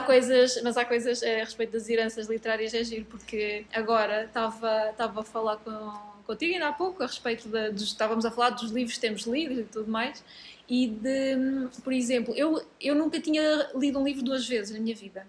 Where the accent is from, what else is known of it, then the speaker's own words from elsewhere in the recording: Portugal; sou muito portuguesa